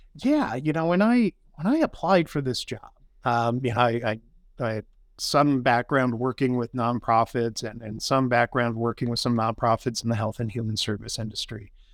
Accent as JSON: {"language": "English", "town": "Grand Junction", "region": "Colorado", "country": "United States", "tie": "born or raised there", "also_born_or_lived": "Boulder, Colorado", "said": "I was born and raised here in Grand Junction"}